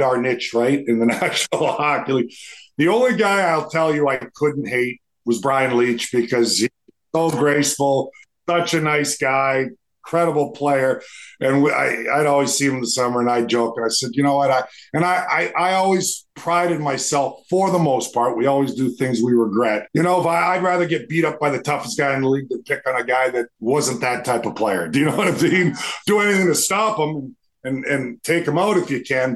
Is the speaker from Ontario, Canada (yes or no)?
no; Edmonton, Alberta, Canada; growing up in Edmonton, Alberta